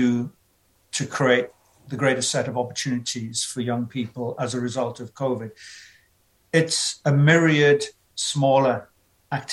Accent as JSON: {"language": "English", "region": "South Wales", "country": "United Kingdom", "tie": "born or raised there", "also_born_or_lived": "London", "said": "adopted by a loving family who brought me up in a small mining town in South Wales."}